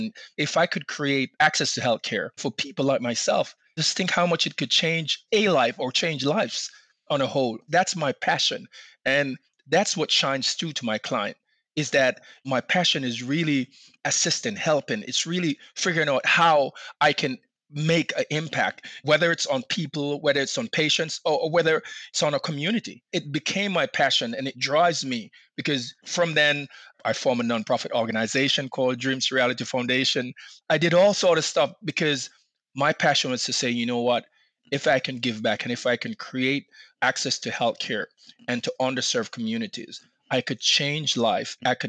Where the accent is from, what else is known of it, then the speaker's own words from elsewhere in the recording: Baltimore, Maryland, United States; in 2019 in Baltimore, which is, I live in Maryland, so it's my hometown.